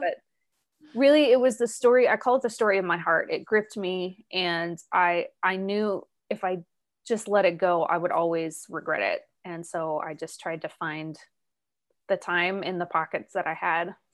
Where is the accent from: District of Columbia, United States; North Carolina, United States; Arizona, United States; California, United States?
Arizona, United States; moved away as an adult; also born or lived in Ireland; I was born and raised in Arizona